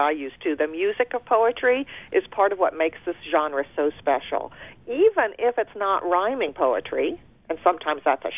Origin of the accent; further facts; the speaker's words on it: United States; first language German; English is a second language; moved to the States as adults, so I was read to in German and spoke German and then started learning English from the playground and television